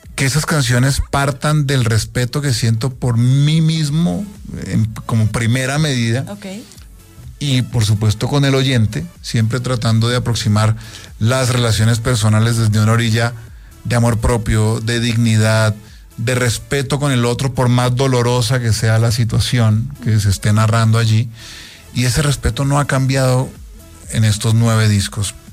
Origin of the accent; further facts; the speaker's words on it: Colombia; abrir grandísimos conciertos en, en mi país